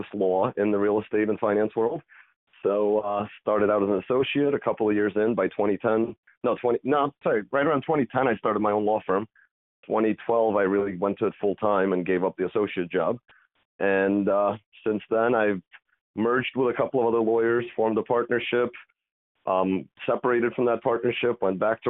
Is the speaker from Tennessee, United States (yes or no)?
no; Long Island, New York, United States; also born or lived in Soviet Union / Italy; Moved out to Long Island. My parents bought a house there back in 93, finished up school there